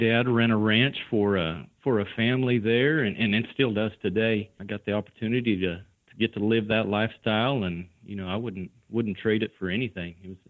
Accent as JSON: {"language": "English", "region": "New Mexico", "country": "United States", "tie": "born or raised there", "moved": "yes", "lives_now": "Granbury, Texas, United States", "said": "I live in Granbury, Texas. That's where Classic Ropes is based out of. I grew up in New Mexico, actually, in a ranching family."}